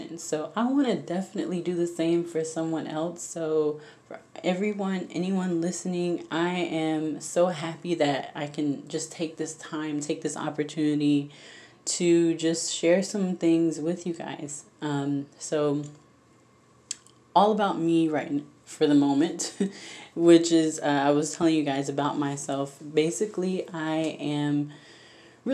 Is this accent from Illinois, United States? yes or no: no; Jacksonville, Florida, United States; now in Orlando, United States; I grew up, born and raised in Florida, Jacksonville, Florida, to be exact.